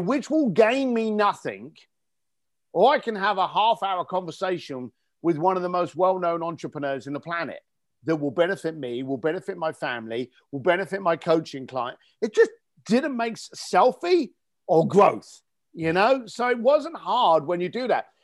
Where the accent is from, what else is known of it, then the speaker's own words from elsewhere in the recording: London, United Kingdom; as a young ga-, lad growing up in East London, um, in, in the eighties and nineties